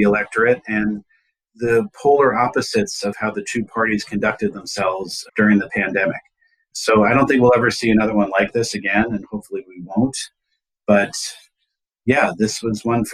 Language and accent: English; Virginia, United States; my home state of Virginia